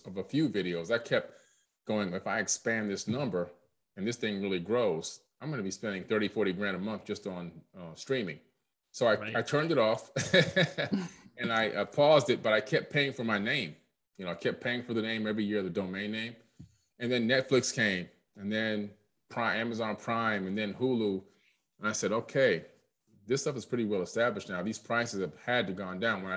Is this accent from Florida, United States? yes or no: yes; Opa-locka, Florida, United States; also born or lived in Queens, New York; I was born in Queens, New York, but moved to Florida at a very early age, moved down in 1977 to Miami. And we lived in Opa-locka